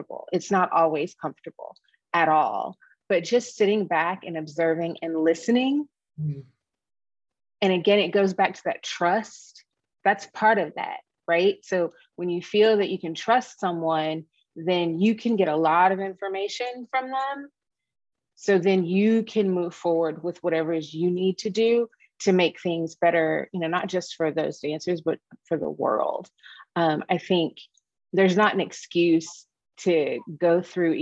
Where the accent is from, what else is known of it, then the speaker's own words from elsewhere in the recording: Dallas, Texas, United States; moved away as an adult; also born or lived in Midwest; I'm a Texas girl. I was born and raised in Dallas.